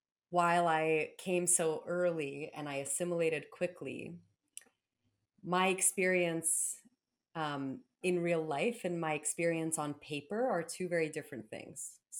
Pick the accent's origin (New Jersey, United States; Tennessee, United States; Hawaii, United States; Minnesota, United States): New Jersey, United States; also born or lived in Belarus; I grew up in New Jersey